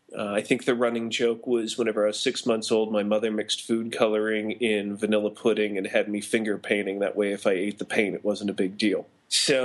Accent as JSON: {"language": "English", "town": "Pittsburgh", "region": "Pennsylvania", "country": "United States", "tie": "born or raised there", "also_born_or_lived": "Illinois", "moved": "as an adult", "said": "I was born and raised in Pittsburgh, Pennsylvania"}